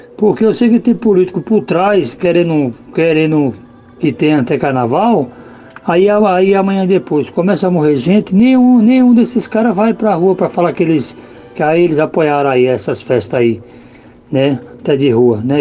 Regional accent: Belo Jardim, Pernambuco, Brazil; now in São Paulo, Brazil; sou natural de Belo Jardim.

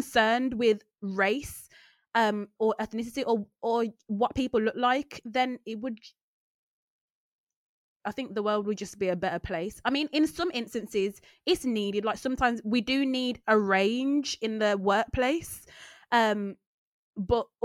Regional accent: Birmingham, West Midlands, United Kingdom; I'm from Handsworth

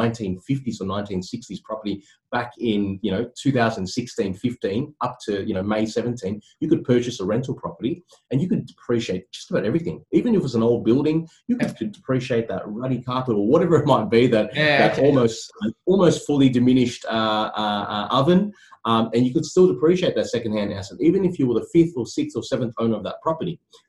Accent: Sydney, New South Wales, Australia; also born or lived in Cabramatta / Bonnyrigg; I grew up in Cecil Hills and formerly, you know, Cabramatta and Bonnerig

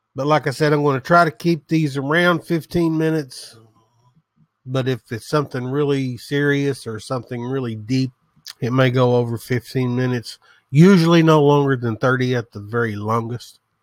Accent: the South, United States; as you can tell from the sound of my voice, I am from the South. I'm a hillbilly, proud of it

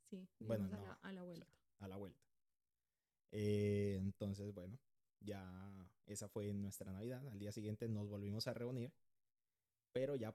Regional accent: Honduras; Yo soy de Honduras. No hablo como hondureño, no me pregunten por qué, ni yo sé.

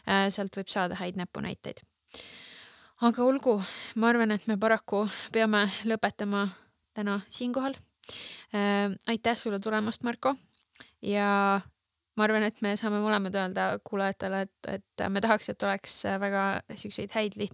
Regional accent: Estonia; meie jällegi, meie kui eestlased defineerisime ennast mingisugusel hetkel päris tugevalt

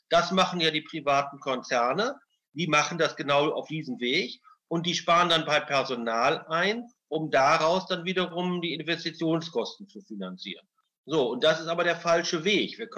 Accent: Münster, North Rhine-Westphalia, Germany; born there; ich bin ja Münsteraner eigentlich von der Geburt her

